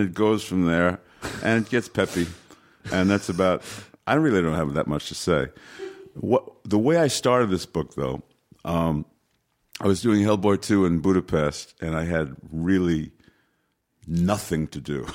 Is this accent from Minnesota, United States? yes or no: no; New York City, New York, United States; I was born in New York City, so, you know, I, I, I was able to walk in twenty-five minutes from my house, Yankee Stadium.